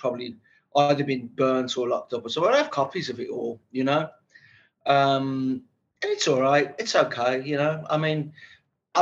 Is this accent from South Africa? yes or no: no; Birmingham, West Midlands, United Kingdom; I was brought up in Birmingham, Small Heath